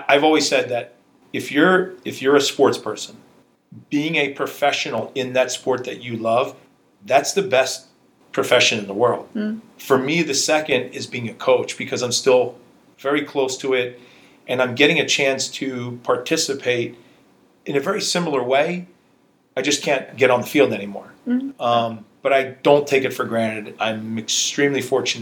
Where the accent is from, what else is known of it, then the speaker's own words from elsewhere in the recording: United States; As much as I grew up in America, when you walked into my household, it was like you were in Hungary.